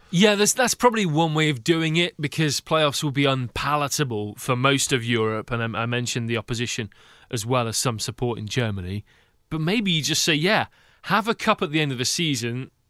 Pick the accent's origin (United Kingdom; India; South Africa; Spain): United Kingdom; now in Seattle, United States; as a Brit